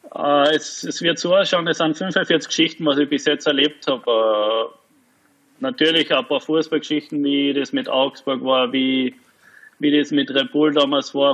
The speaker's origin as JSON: {"language": "German", "region": "Carinthia", "country": "Austria", "moved": "yes", "lives_now": "Frankfurt, Germany", "said": "Als Kärntner zumindest einmal äh, ein, zwei Jahre Profi in Kärnten"}